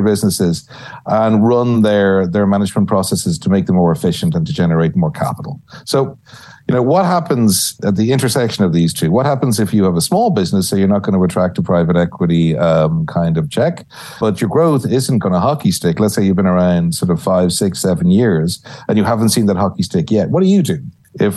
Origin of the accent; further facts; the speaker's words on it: Ireland; moved away as an adult; also born or lived in New York; now in San Antonio, United States; I see myself as part of the new, emerging Irish Texan scene